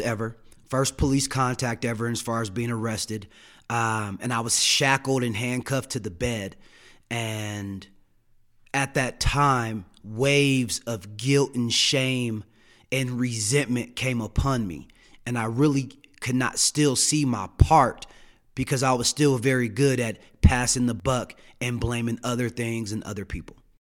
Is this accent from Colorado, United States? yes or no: yes; Denver, Colorado, United States; also born or lived in Saint Louis, Missouri; I grew up here in Denver, Colorado. I was born in Saint Louis, Missouri